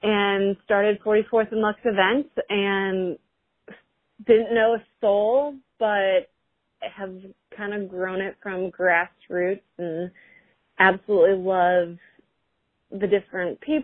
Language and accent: English; Chicago, Illinois, United States; moved away as an adult; also born or lived in Indianapolis, Indiana; now in Cincinnati, United States; I'm originally from Chicago and then went to school in Indy. Now I'm in Cincy